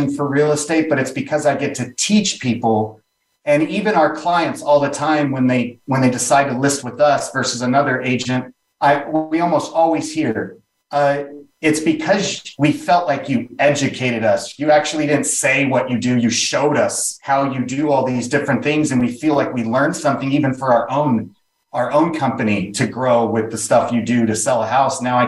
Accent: Ventura, California, United States; also born or lived in Beverly Hills / Van Nuys / Los Angeles; Born in Beverly Hills, but most of my life, I grew up in a little beach town north of Malibu, south of Santa Barbara, called Ventura Beach.

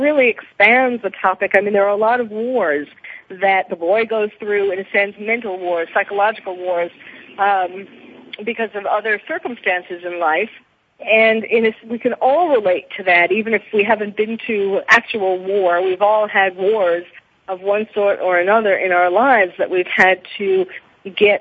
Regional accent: New York, United States; now in Los Angeles, United States; I'm living in L.A. now, but I was born and raised in New York

